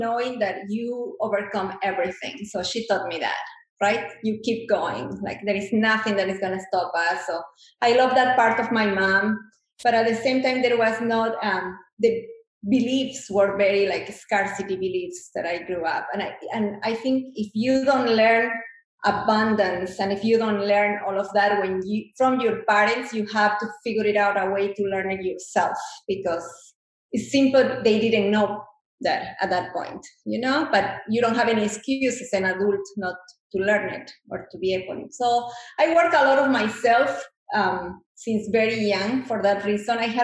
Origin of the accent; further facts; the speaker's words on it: Bolivia; English is a second language; moved away as an adult; now in United States; I come from Bolivia